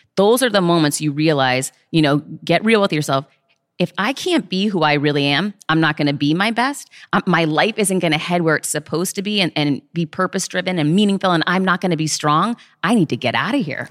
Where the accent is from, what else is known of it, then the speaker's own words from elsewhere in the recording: Worcester, Massachusetts, United States; I grew up poor in Worcester, Mass